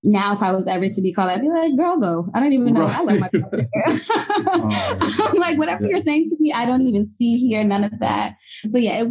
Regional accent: Mount Olive, New Jersey, United States; also born or lived in Englewood, New Jersey; born in Englewood, but I was really raised in Mount Olive, small town in like northern Jersey

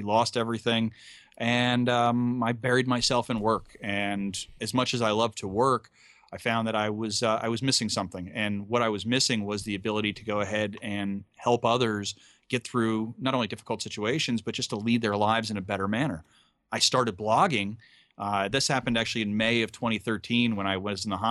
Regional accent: Hyde Park, New York, United States; moved away as an adult; also born or lived in Long Beach, California; grew up in upstate New York, in High Park, New York. Actually, the home of Franklin Delano Roosevelt

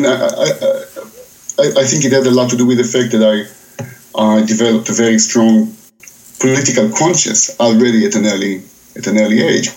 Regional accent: Israel; I was brought up in Israel, where everything, of course, is political.

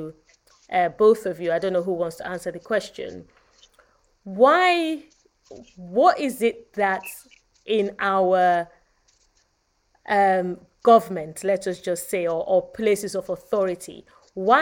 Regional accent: Nigeria; now in England, United Kingdom; my home country.

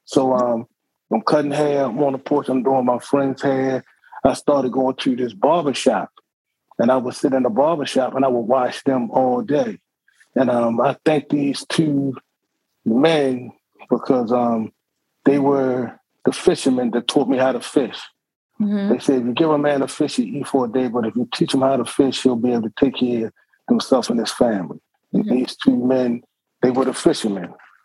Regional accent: Baltimore, Maryland, United States; I'm a Baltimore native. I grew up in Southwest Baltimore

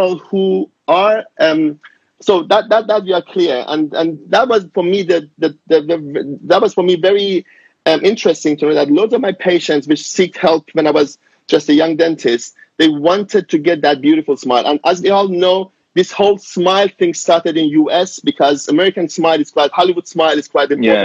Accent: Germany; moved away as an adult; also born or lived in Iran; now in London, United Kingdom; I'm Iranian. I grew up in Germany as a child and I finished my dental school in Germany

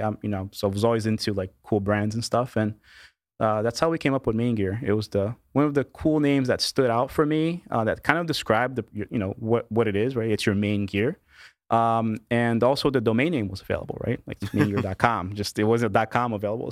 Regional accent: Kearney, New Jersey, United States; also born or lived in Brazil; I was born in Brazil. My parents immigrated to the U S when I was two years old. And, uh, the typical, you know, uh, you know, American dream story, right? Um, went to school in, uh, in a little town called Kearney, Kearney, New Jersey, right? I'm a New Jersey boy, uh, all my life pretty much

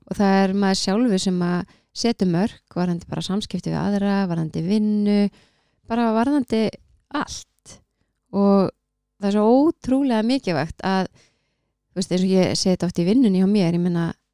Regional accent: Keflavík, Southern Peninsula, Iceland; ég er bara úr Keflavík

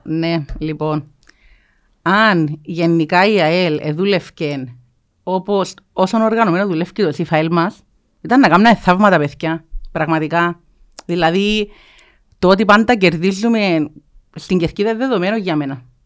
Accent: Limassol, Limassol District, Cyprus; now in Larnaca District, Cyprus; πήγα σχολείο Λεμεσό, ε, μεγάλωσα Λεμεσόν, δουλεύω Λεμεσόν.

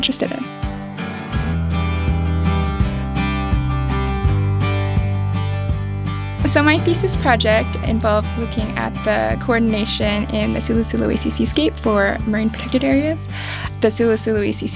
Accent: Oregon, United States; moved away; I grew up in Oregon

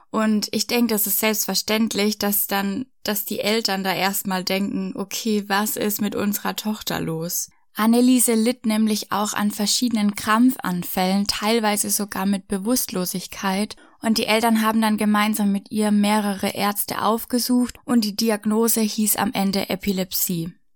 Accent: Franconia, Bavaria, Germany; bei uns in Franken an der Universität in Würzburg

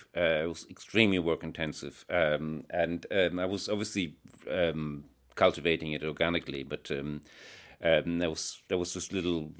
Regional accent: Ireland; And it turned out there's quite a movement in Ireland, although it's a very loosely organized thing. Being Irish, you know, it's all very, very...

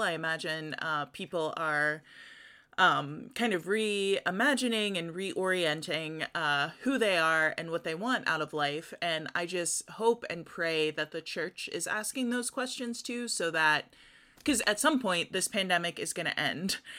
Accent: United States; as American Christians

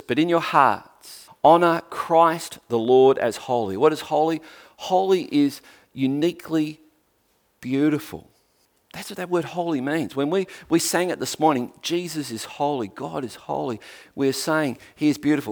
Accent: Tasmania, Australia

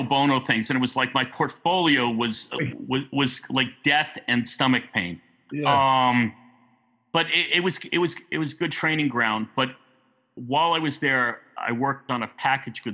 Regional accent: New York, United States; growing up in New York

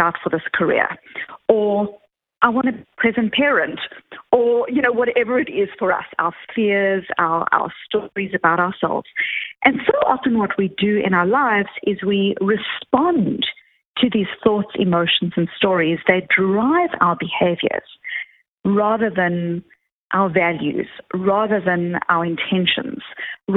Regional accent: Johannesburg, Gauteng, South Africa; now in Boston, United States; I grew up in South Africa

